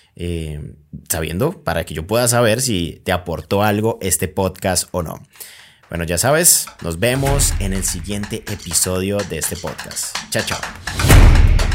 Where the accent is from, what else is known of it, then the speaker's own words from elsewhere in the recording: Colombia; yo soy de Colombia